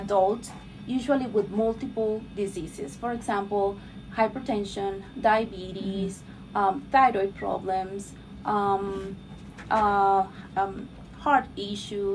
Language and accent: English; Mexico; English is a second language; moved away as an adult; also born or lived in Miami Beach, Florida; now in United States; I'm from Mexico. I was mm-hmm. raised and born in Mexico